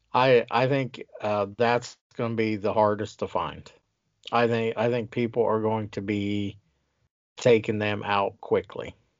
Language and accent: English; Ohio, United States; now in Wisconsin, United States; I'm from Ohio as well